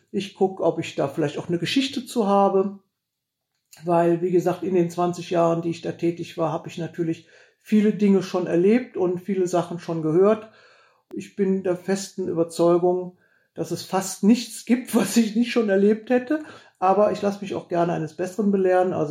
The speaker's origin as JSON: {"language": "German", "town": "Heinsberg", "region": "North Rhine-Westphalia", "country": "Germany", "said": "wo kommst du denn her? Und wenn ich dann gesagt habe, Heinsberg, da sagten immer alle, was? Wo? Wo ist das denn? Und dann musste man immer erklären, ja, wir liegen da so zwischen Aachen und Düsseldorf"}